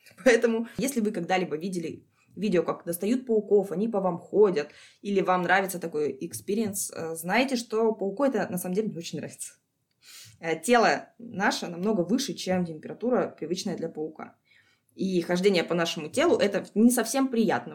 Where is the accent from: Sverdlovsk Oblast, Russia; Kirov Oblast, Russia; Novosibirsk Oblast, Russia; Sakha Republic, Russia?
Sakha Republic, Russia; also born or lived in Krasnodar; now in Almaty, Kazakhstan; Откуда я родом? Я из республики Якутия, Саха-Якутия, если быть точнее.